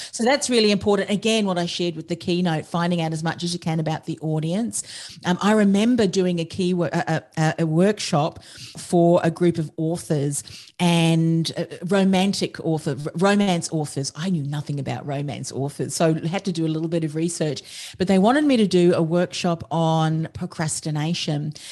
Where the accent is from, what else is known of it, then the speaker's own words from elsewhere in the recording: Australia; I'm an Australian